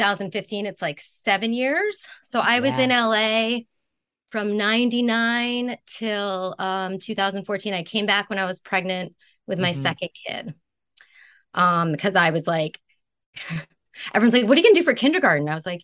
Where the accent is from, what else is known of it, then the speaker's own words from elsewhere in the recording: Canada; born there; I went to Toronto because I was born in Canada.